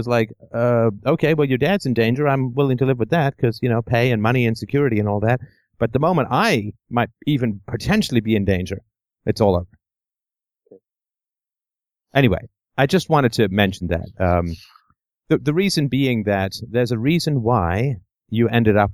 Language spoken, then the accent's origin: English; England, United Kingdom; I grew up in England in the 70s